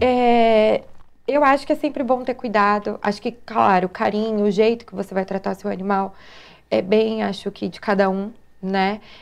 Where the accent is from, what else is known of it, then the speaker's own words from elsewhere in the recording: São José dos Campos, São Paulo, Brazil; eu sou de São José mesmo, nascida, criada, vivida, tudo aqui em São ah. José. Sou joseense.